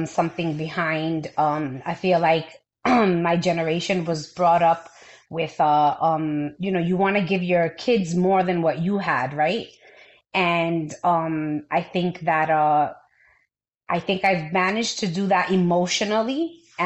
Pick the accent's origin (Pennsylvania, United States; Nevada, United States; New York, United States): New York, United States; New York City; being a New Yorker all my life